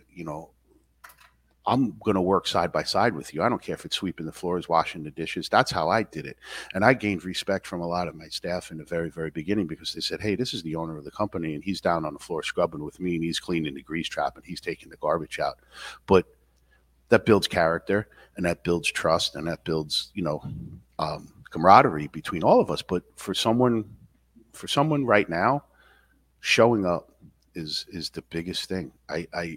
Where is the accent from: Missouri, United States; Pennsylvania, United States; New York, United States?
New York, United States; New York City; moved away as an adult; now in Upstate New York, United States; I grew up in Queens